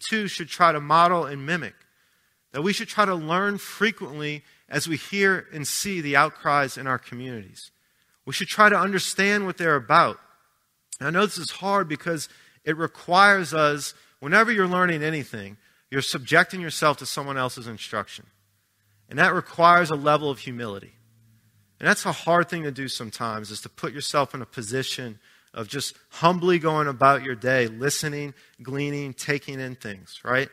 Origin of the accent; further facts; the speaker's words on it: Arabi, Louisiana, United States; now in Pittsburgh, United States; I grew up right outside New Orleans in Araby